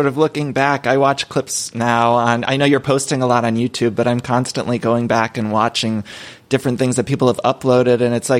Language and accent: English; Solon, Ohio, United States; moved away as an adult; now in Los Angeles, United States; I grew up in Ohio